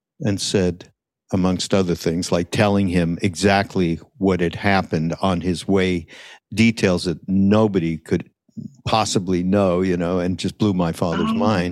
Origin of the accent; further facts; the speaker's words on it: Montreal, Quebec, Canada; We were Canadian, so we come from Montreal